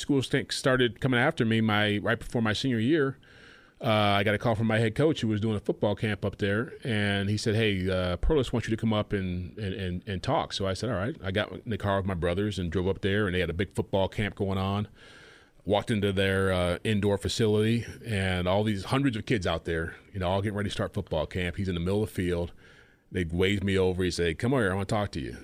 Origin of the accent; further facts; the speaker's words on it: Ann Arbor, Michigan, United States; moved away; also born or lived in California / New York; Ann Arbor, Michigan, that's where I grew up.